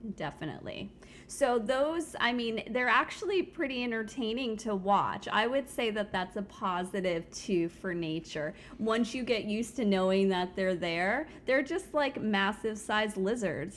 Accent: South Florida, United States; now in Central Florida, United States; I grew up in South Florida

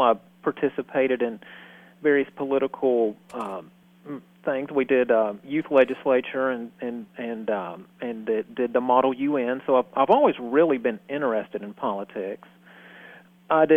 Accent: Hendersonville, Tennessee, United States; I'm from Hendersonville, born and raised in Hendersonville

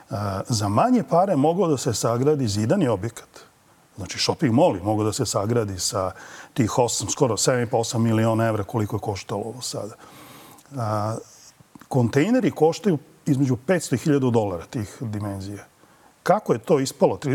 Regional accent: Belgrade, Serbia; kod nas na Rakovici, mi iz Rakovice

